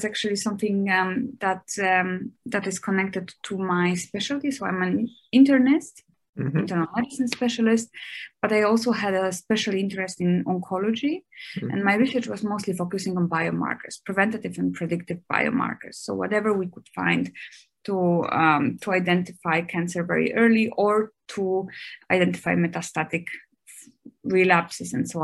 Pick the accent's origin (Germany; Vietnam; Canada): Germany; moved away as an adult; also born or lived in Dresden, Germany / United States; now in Shanghai, China; I grew up in Germany.